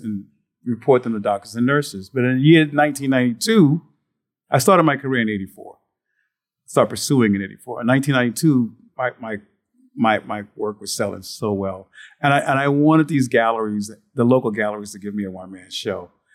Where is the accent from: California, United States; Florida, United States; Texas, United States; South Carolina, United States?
South Carolina, United States; Moss Corner; moved away; my mother's backyard, was Moss Corner, South Carolina, trains at our house, and I remember spending time there as a child